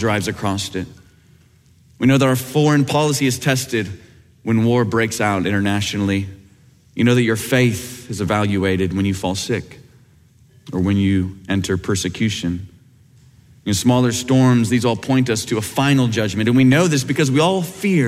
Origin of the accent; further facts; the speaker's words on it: Kansas, United States; growing up in Kansas where you could see a big thunderstorm growing off on the horizon